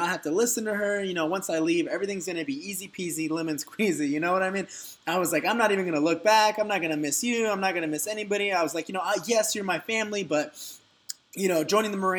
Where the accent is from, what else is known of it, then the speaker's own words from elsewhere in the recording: Dallas, Texas, United States; moved away as an adult; now in Orange County, United States; I'm originally from Dallas, Texas, and, you know, I'm a Texas native by heart